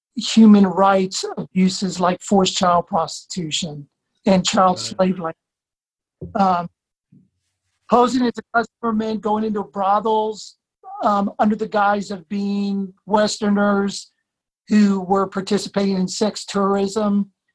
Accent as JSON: {"language": "English", "town": "Blacksburg", "region": "Virginia", "country": "United States", "tie": "born or raised there", "said": "I grew up in Blacksburg, Virginia"}